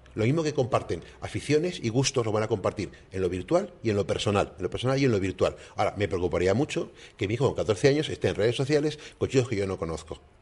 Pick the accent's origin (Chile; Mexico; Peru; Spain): Spain; Canary Islands; mi experiencia como español